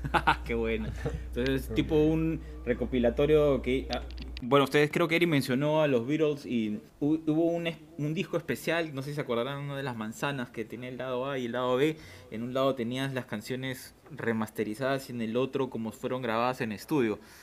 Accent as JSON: {"language": "Spanish", "region": "Lima", "country": "Peru", "tie": "born or raised there", "said": "nosotros hemos crecido en Tawa, así que también somos con norteños"}